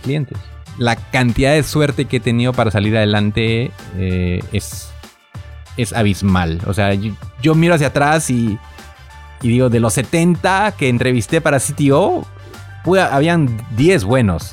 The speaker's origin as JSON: {"language": "Spanish", "country": "Peru", "tie": "born or raised there", "said": "nací en Perú"}